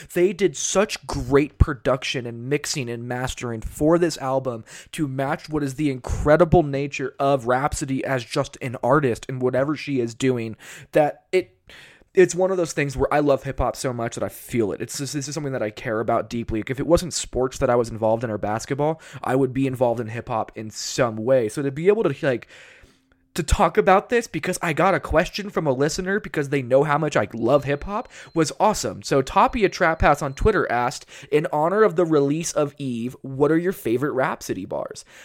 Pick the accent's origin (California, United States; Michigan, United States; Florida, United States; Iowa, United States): California, United States; moved away; I grew up around Cali, I grew up in California.